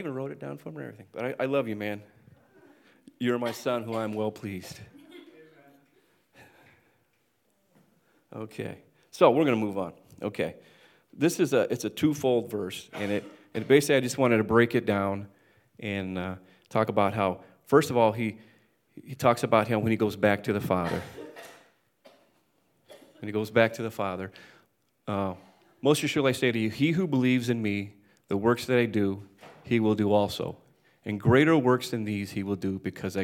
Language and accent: English; Texas, United States; now in New York, United States; growing up in Texas and moving here